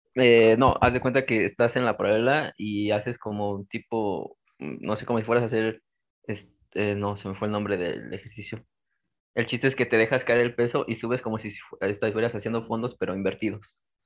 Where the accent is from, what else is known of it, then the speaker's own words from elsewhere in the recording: Mexico City, Mexico; soy de la Ciudad de México